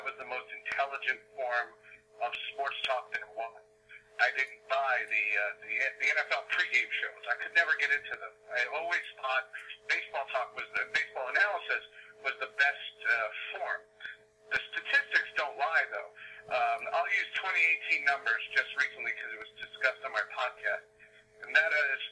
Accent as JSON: {"language": "English", "town": "New York City", "region": "New York", "country": "United States", "tie": "born or raised there", "said": "where I grew up in New York City"}